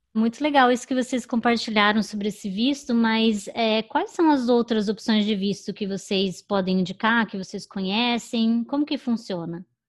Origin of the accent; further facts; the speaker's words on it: Curitiba, Paraná, Brazil; now in New York, United States; eu sou do sul, né? Eu sou de Curitiba